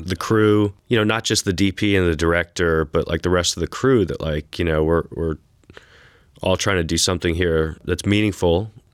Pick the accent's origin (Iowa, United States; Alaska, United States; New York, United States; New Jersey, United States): New York, United States; New York City; moved away as an adult; also born or lived in Texas; now in Austin, United States; growing up in New York City